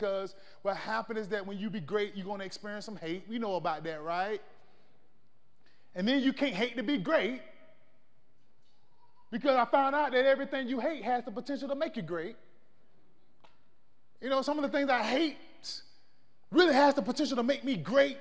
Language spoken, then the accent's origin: English; Florida, United States; now in El Paso, United States; I'm from Florida